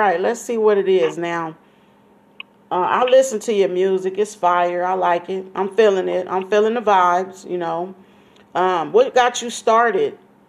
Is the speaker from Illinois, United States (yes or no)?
no; California, United States; Because I'm from Cali. I'm from California. I don't know if I sound like I have an accent to you.